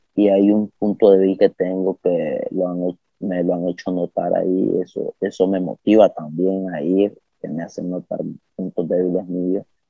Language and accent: Spanish; Nicaragua; also born or lived in Managua area, Nicaragua; soy nicaragüense